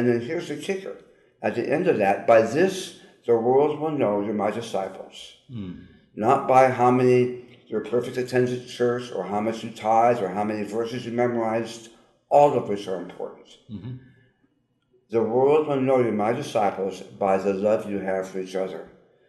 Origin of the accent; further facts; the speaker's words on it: Long Beach, California, United States; well, just briefly, I grew up in Southern California. I grew up in Long Beach, California